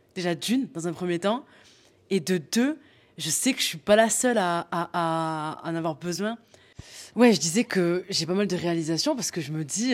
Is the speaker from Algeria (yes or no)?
no; the South, southern France, France; je viens du Sud